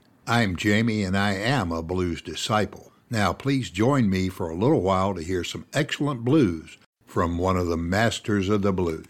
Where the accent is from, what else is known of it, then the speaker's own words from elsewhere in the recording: the South, United States; Many of us who were born and raised in the South